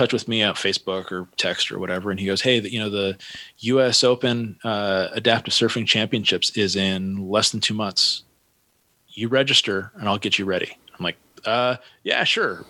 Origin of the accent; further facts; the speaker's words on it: Santa Cruz, California, United States; I grew up in Santa Cruz